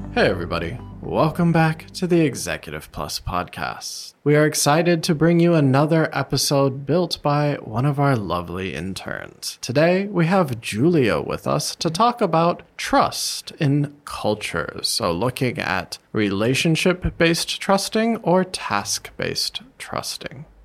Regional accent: United States; moved away as an adult; now in Taiwan; when I go back to the US

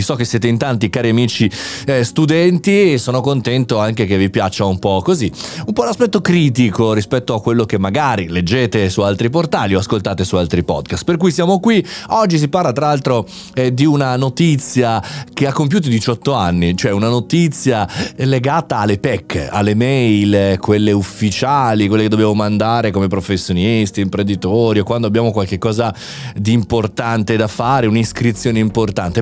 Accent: Italy; un paese nostro particolare, un paese avanti

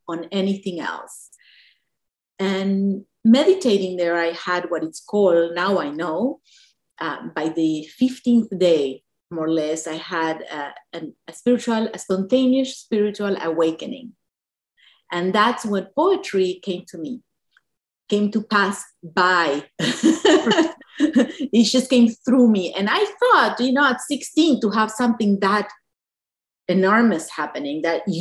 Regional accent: Buenos Aires, Argentina; moved away; when we were in Argentina growing up in Buenos Aires

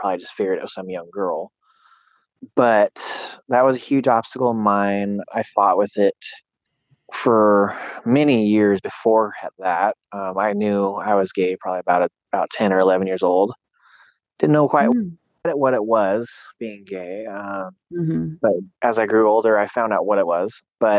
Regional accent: Susanville, California, United States; also born or lived in Sacramento, California; I was born in Sacramento, California, raised in Susanville, California.

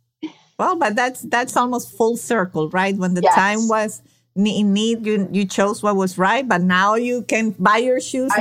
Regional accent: Venezuela; moved away; well, I'm from Venezuela.

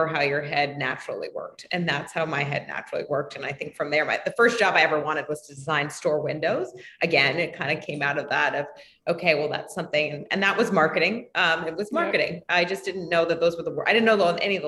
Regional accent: New York City, New York, United States; I was born and raised in New York City

